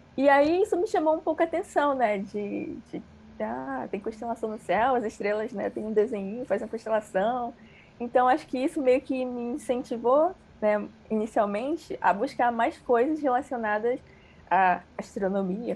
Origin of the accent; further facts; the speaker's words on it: Rio de Janeiro, Brazil; also born or lived in Ceará; Mas eu me mudei para o Rio bem cedo, é, quando eu tinha cinco anos